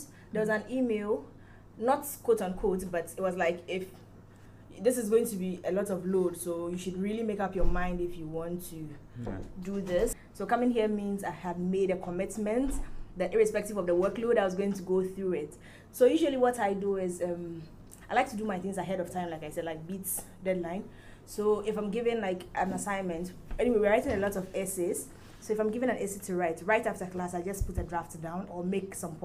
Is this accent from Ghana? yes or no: yes; Ghana; moved away as an adult; now in Lagos, Nigeria; I'm from Ghana. I'm a Ghanaian girl